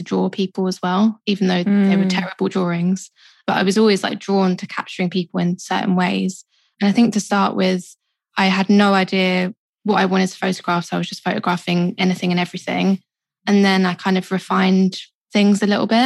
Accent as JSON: {"language": "English", "region": "London", "country": "United Kingdom", "tie": "born or raised there", "said": "I grew up in Southeast London, kind of moved a little bit further in, so I'm kind of still South London. But yeah, born and raised"}